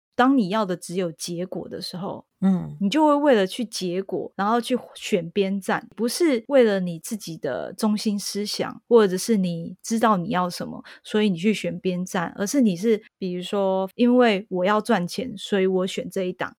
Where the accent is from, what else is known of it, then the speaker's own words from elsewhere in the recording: Taiwan; moved away as an adult; also born or lived in Japan; 我就是台湾人